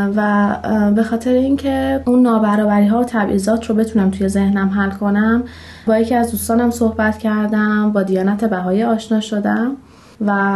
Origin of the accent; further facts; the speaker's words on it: Shiraz, Fars, Iran; 29 سالمه و اهل شیراز هستم